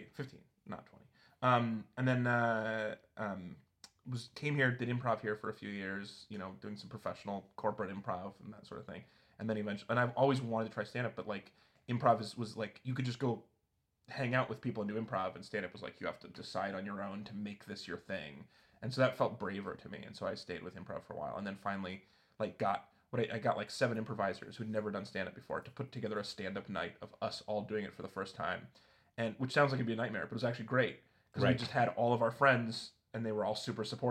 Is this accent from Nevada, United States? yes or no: yes; Reno, Nevada, United States; moved away as an adult; also born or lived in Walla Walla, Washington; now in Portland, United States; I was from Reno